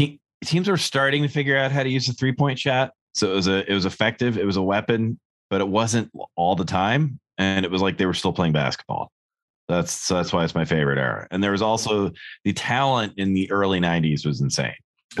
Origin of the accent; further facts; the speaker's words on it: New Hampshire, United States; I'm in New Hampshire. I'm in my home state of New Hampshire.